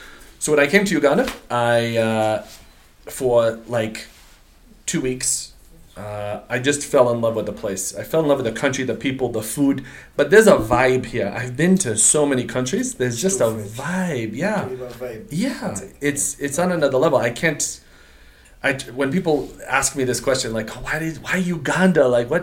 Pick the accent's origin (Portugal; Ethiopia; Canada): Portugal; English is a second language; also born or lived in United States; I'm a Portuguese. I'm Portuguese, but I'm not related to Ronaldo.